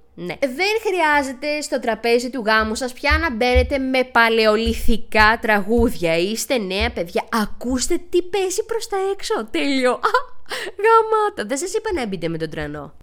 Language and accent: Greek; Xanthi, Eastern Macedonia and Thrace, Greece; λέω ότι είμαι από την Ξάνθη, είπαμε μισή-μισή